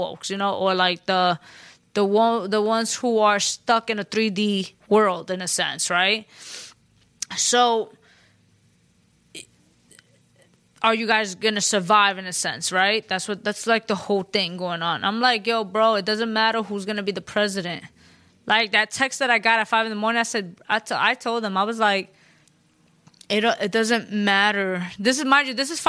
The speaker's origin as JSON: {"language": "English", "town": "New York City", "region": "New York", "country": "United States", "said": "I'm Puerto Rican from the Bronx"}